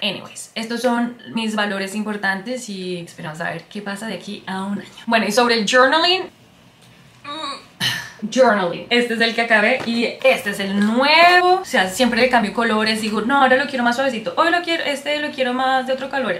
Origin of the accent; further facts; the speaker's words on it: Colombia; first language Spanish; moved away as an adult; also born or lived in San Francisco, United States; now in Australia; soy colombiana, eh, pero vivo en Australia ya hace 5 años